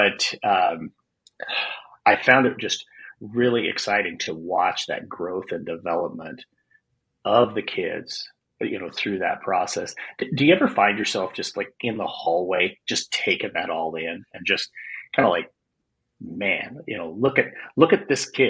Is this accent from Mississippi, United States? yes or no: no; Wyoming, United States; moved away as an adult; also born or lived in Arizona; I lived in Wyoming. I grew up in Wyoming